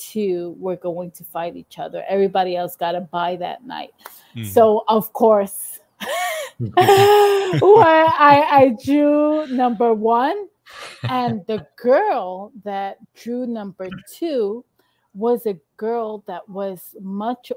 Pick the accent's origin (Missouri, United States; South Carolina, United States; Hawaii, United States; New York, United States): New York, United States; New York City; being here from Queens